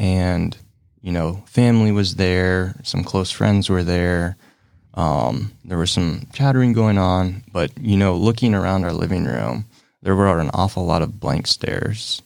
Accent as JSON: {"language": "English", "town": "Salina", "country": "United States", "tie": "born or raised there", "said": "I kinda grew up here in Salina, grew up with my mom"}